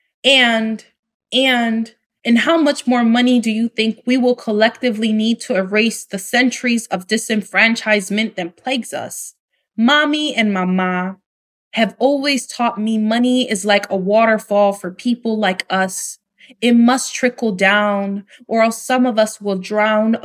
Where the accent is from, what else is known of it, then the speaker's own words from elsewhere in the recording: New York City, New York, United States; moved away as an adult; now in Dominican Republic; I grew up in New York City